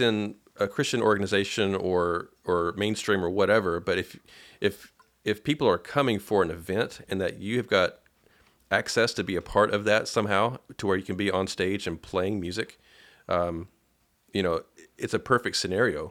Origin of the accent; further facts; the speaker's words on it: Paducah, Kentucky, United States; I'm from Padu-, Paducah, Kentucky